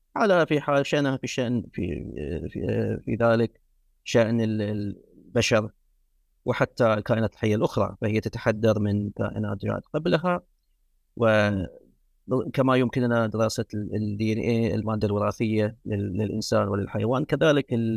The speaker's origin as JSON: {"language": "Arabic", "town": "Muharraq", "region": "Muharraq Governorate", "country": "Bahrain", "tie": "born or raised there", "also_born_or_lived": "United States", "first_language": "Arabic", "said": "من مواليد المحرر في مملكة البحرين"}